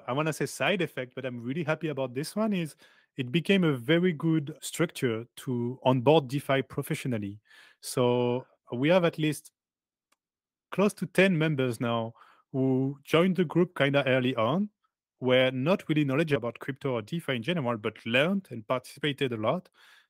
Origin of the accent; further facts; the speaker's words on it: Paris, Île-de-France, France; I'm from Paris.